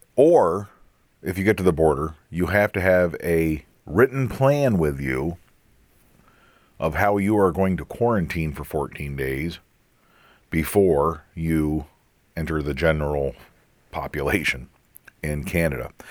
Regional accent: Pennsylvania, United States; Pennsylvania, my home state

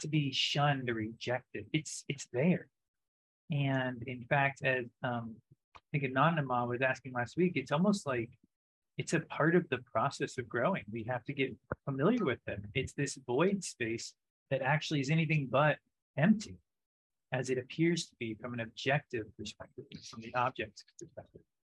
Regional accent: the South, United States; growing up in the South, when I would go to church

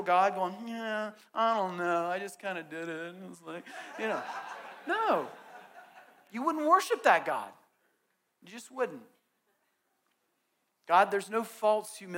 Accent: Southeast, United States; growing up in the Southeast

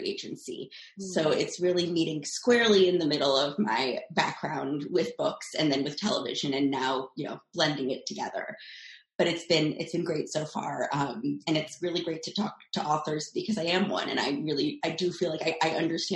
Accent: Los Angeles, California, United States; I am from Los Angeles

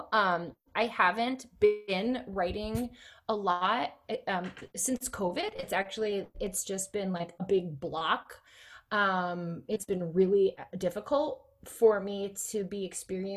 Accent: upstate New York, United States; accent: upstate; moved away; I'm always an upstate girl. Like, I will always be an upstate girl.

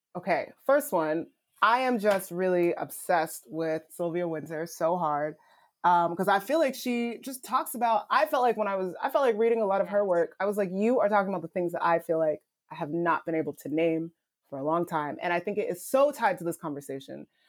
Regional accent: Nigeria; moved away; I'm Nigerian immigrant. I was not born here. My, I'm, I immigrated here.

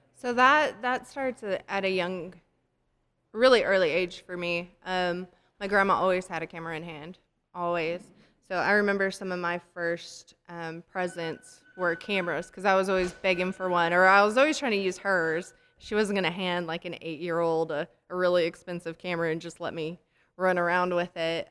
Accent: Colorado, United States; also born or lived in Texas; now in Wichita Falls, United States; I'm from Colorado, came to Texas, and when we lived in Colorado

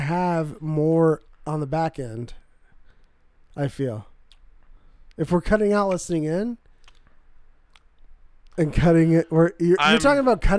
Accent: Irvine, California, United States; I'm from Southern California.

